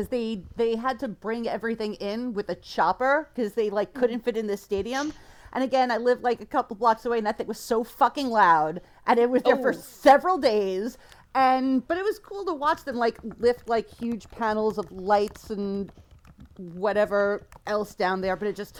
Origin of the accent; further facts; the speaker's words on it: New York City, New York, United States; now in Baltimore, United States; I grew up in New York City.